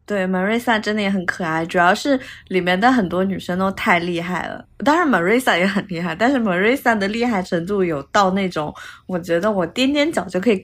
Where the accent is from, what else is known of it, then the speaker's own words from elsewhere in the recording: China; now in Milan, Italy; 我们作为中国人